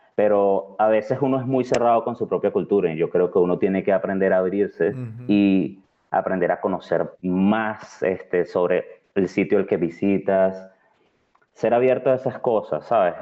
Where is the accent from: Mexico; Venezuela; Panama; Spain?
Venezuela; accent: Venezuelan; moved away as an adult; also born or lived in Caracas; now in Malta; nuestro acento es muy, muy particular y es muy reconocible